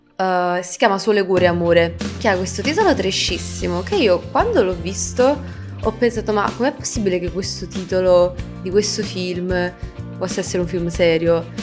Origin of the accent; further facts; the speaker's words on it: Italy; sono nata qui in Italia